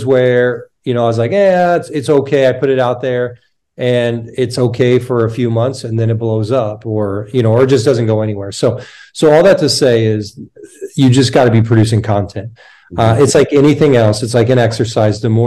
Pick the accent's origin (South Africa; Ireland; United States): United States; moved away as an adult; also born or lived in Canada; I'm from the States